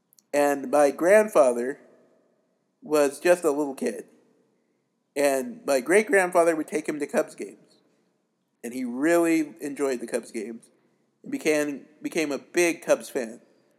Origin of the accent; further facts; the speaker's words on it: Billings, Montana, United States; I was born and raised in Billings, Montana.